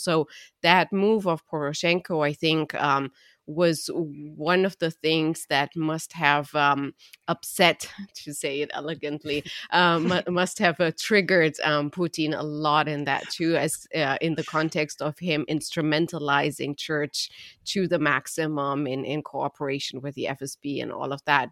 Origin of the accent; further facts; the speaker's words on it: Romania; I'm from Romania